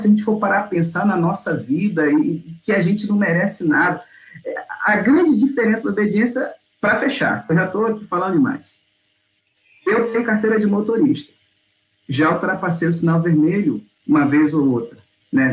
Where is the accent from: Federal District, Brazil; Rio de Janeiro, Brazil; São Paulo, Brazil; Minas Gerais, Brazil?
Rio de Janeiro, Brazil; moved away as an adult; now in Belo Horizonte, Brazil; eu sou do Rio de Janeiro, fui pastor lá 13 anos, e tem dois que eu estou aqui em Belo Horizonte